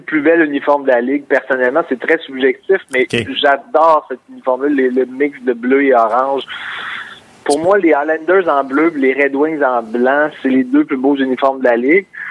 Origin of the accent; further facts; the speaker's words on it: Quebec City, Quebec, Canada; je viens de Québec